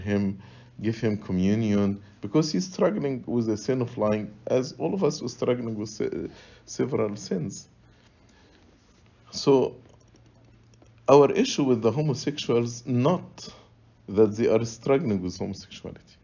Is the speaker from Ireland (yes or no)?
no; Egypt; moved away; So I grew up in Egypt